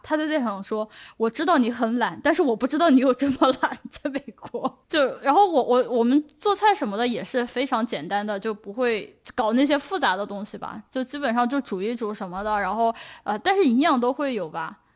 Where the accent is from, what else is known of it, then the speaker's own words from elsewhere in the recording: Chongqing, China; now in United States; 我是重庆人